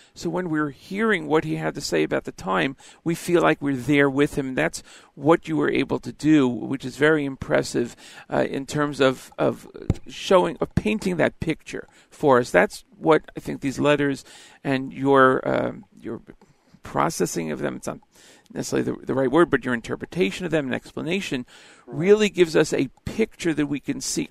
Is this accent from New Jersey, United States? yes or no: yes; Elizabeth, New Jersey, United States; I'm from Elizabeth, New Jersey, grew up uh, here, and now back here living